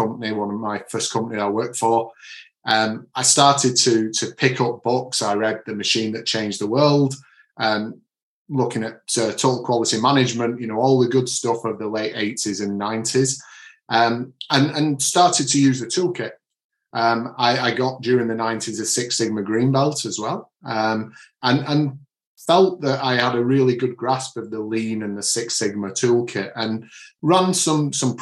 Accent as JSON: {"language": "English", "town": "Manchester", "region": "North West England", "country": "United Kingdom", "moved": "yes", "lives_now": "Bury St Edmunds, United Kingdom", "said": "So I'm from the Manchester area, but it's an accent that's followed me around wherever I've lived"}